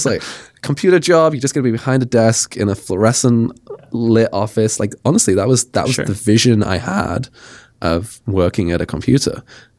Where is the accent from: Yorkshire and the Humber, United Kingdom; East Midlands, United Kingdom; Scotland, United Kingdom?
East Midlands, United Kingdom; Nottingham; I grew up in Nottingham, went to university in Sheffield, which is like 2 hours away.